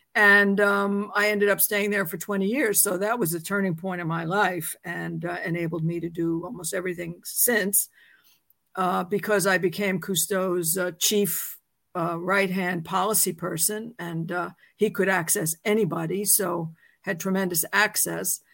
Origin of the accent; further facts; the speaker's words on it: New York City, New York, United States; I was born in New York City, um, I went to public schools